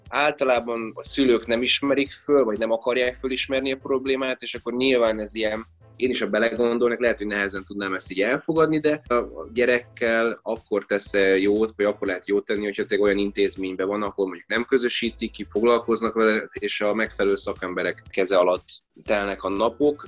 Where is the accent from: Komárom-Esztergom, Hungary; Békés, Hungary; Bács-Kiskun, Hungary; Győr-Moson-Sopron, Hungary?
Komárom-Esztergom, Hungary; Esztergom; én Esztergomból származom, ott is nőttem fel, oda jártam iskolába